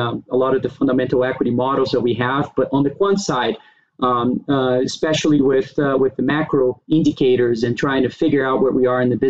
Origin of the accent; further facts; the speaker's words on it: Brazil; moved away as an adult; now in United States; I was born and raised in Brazil. I moved to the U.S., to go to college back in the days